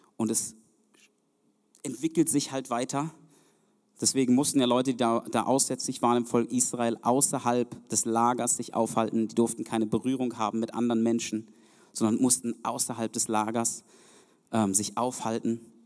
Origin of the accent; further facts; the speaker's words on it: Germany; also born or lived in Zeuthen, Brandenburg; wir sind als Deutsche